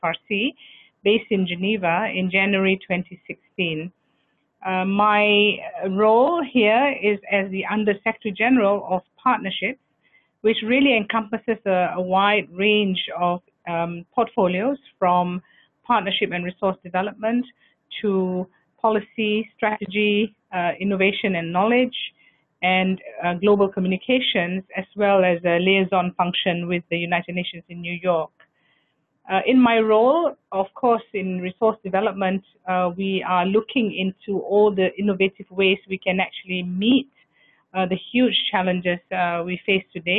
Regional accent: Malaysia; I am a Malaysian nationality

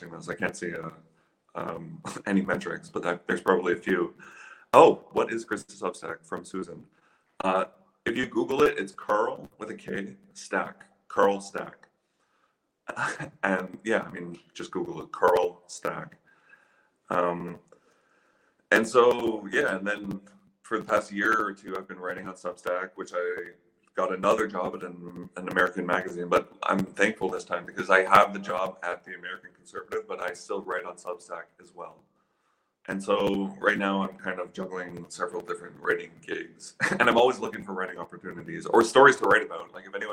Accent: Ottawa, Ontario, Canada; moved away as an adult; also born or lived in London, Ontario; I grew up in Ottawa. Like, my first 20 years of my life I spent in Ottawa

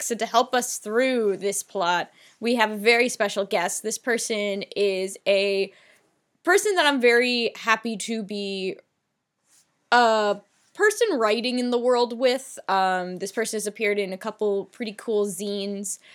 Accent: United States; I'm American

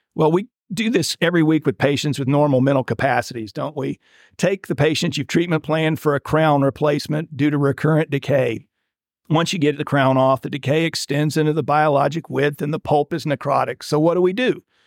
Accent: Winter Haven, Florida, United States; I went back to my hometown of Winter Haven, Florida, and practiced with my father

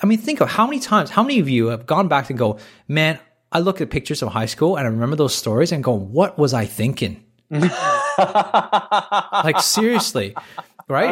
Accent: Toronto, Ontario, Canada; moved away as an adult; now in Australia; I grew up in a country where, in, in Toronto, a big city, which is right next door to United States.

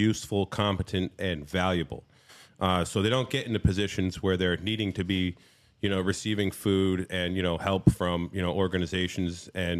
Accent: New Hampshire, United States; from New Hampshire, very active in the libertarian free state movement up there.

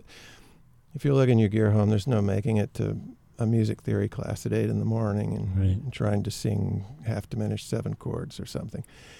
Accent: Memphis, Tennessee, United States; now in Maine, United States; I live in Maine now, but I grew up in Memphis, and I grew up in a maybe not musical, but music-filled household.

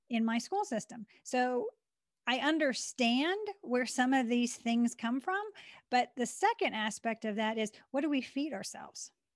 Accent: Western Pennsylvania, United States; born or raised there; also born or lived in Maryland

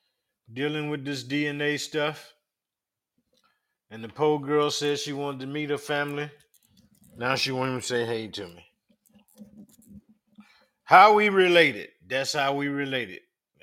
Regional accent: Brooklyn, New York, United States; now in Pennsylvania, United States; I was born and raised in Brooklyn, New York, currently residing in PA.

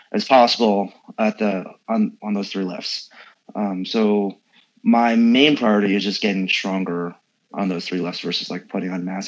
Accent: San Francisco, California, United States; I grew up in San Francisco.

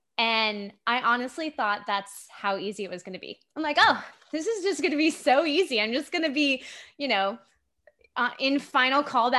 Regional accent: Japan; also born or lived in Virginia, United States; Yeah, so I grew up in Japan, but yes. I lived in Virginia. My family lived in Virginia before we went overseas.

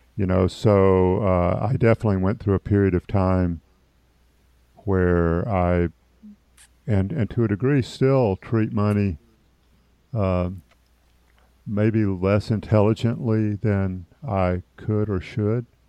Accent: Opelika, Alabama, United States; in my hometown, the same hospital that I was born in, in fact, now called East Alabama Medical Center.

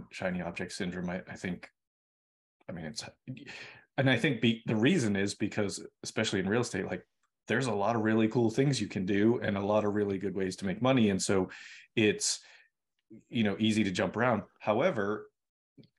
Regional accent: Boston, Massachusetts, United States; moved away; I'm originally from Boston

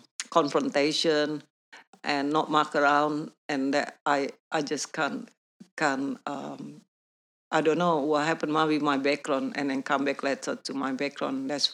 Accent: New Zealand; English is a second language; Even though I was from New Zealand, I was been in New Zealand, and then over there speaking English, but yet still, my English still very basic.

